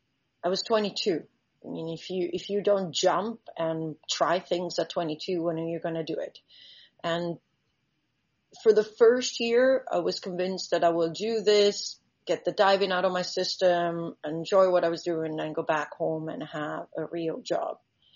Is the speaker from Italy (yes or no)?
yes; Italy; English is a second language; also born or lived in Central Africa; now in Bahamas; As you said … I'm originally from Italy, but I grew up between Central Africa, and I've been for the last 30 years living in the Bahamas